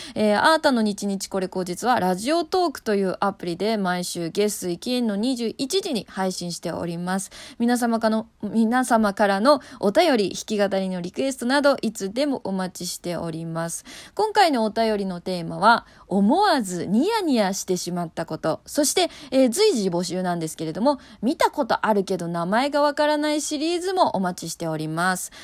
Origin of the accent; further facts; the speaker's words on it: Kanto, Japan; 関東人としては、落花生の産地といえば千葉なんですよ